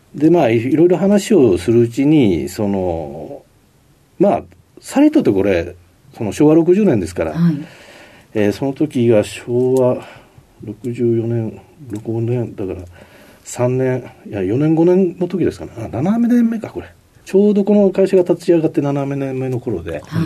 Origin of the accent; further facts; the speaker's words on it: Kobe, Hyogo, Japan; 兵庫県神戸市です